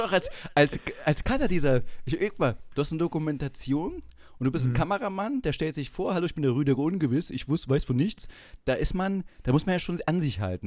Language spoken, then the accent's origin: German; Saxony-Anhalt, Germany; now in Munich, Germany; ich auch aus, selber aus Sachsen-Anhalt komme und nicht ohne Grund in München lebe